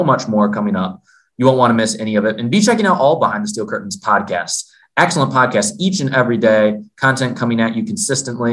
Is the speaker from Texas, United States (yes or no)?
no; Michigan, United States; I'm from Michigan.